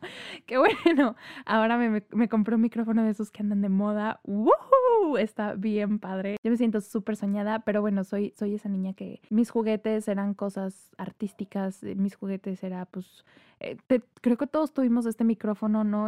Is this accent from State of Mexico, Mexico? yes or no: no; Tampico, Tamaulipas, Mexico; moved away as an adult; also born or lived in Querétaro; now in Monterrey, Mexico; Yo nací en la ciudad de Monterrey. Mi familia materna es de, de acá de Monterrey. Sin embargo, yo crecí en Tampico, Tamaulipas